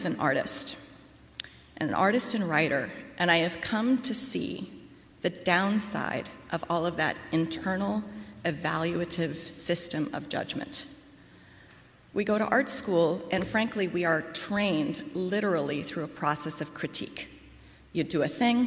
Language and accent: English; Midwest, United States; now in Brooklyn, United States; I grew up in the Midwest